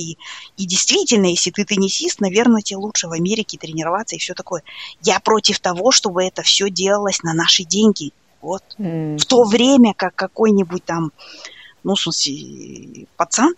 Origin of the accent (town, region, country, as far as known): East Kazakhstan Region, Kazakhstan